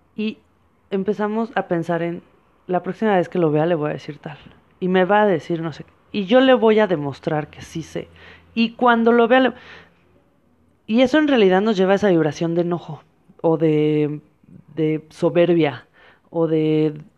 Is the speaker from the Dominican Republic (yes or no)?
no; Mexico; yo soy una mujer mexicana